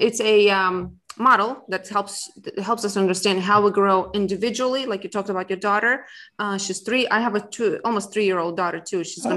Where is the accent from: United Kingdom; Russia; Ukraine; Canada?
Russia; moved away as an adult; now in United States; where I came from Russia, where it was after the Soviet Union broke, and then coming to America